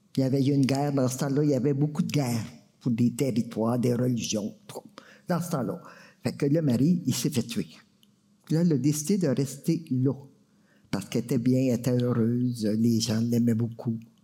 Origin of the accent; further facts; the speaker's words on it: Maniwaki, Quebec, Canada; je viens de Maniwaki